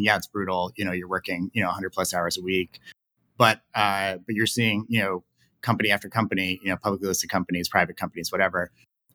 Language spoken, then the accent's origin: English; New York, United States; I grew up in New York